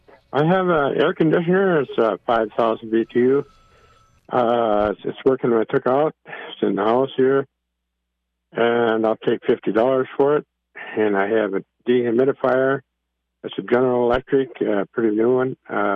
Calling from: Maple Lake, Minnesota, United States; Maple Lake.

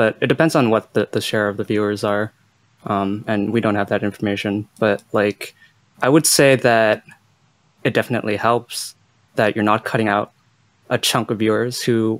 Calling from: Montreal, Quebec, Canada; I'm calling from Montreal.

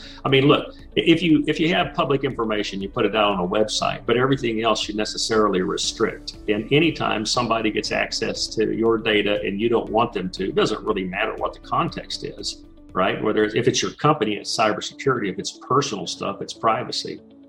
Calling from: Dallas, Texas, United States; I'm in the Dallas, Texas area.

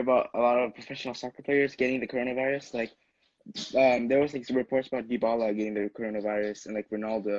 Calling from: San Jose, California, United States; I am calling from California. … I live in San Jose

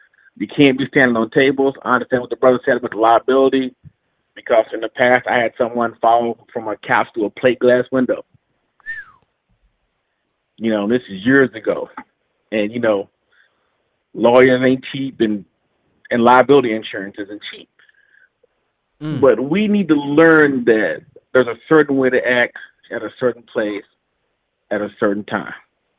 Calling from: Fort Worth, Texas, United States; I'm calling from Fort Worth, Texas.

